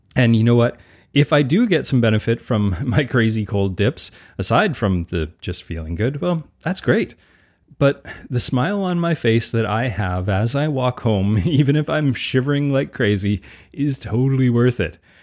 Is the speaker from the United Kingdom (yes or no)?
no; Edmonton, Alberta, Canada; I grew up playing outside in Edmonton, Alberta all year round